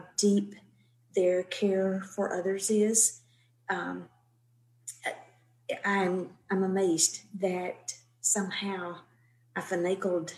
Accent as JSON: {"language": "English", "town": "Center", "region": "Texas", "country": "United States", "tie": "born or raised there", "said": "I grew up in East Texas in a place called Center, C-E-N-T-E-R."}